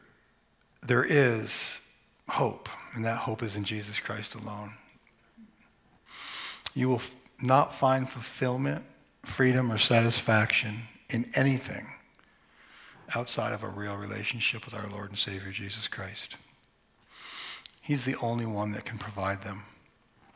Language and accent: English; Vermont, United States; My sister and I, we grew up in Vermont